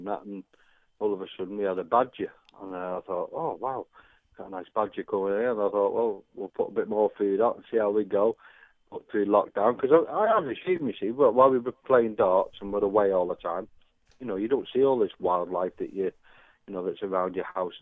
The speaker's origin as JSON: {"language": "English", "town": "Runcorn", "region": "North West England", "country": "United Kingdom", "said": "I was from Runcorn"}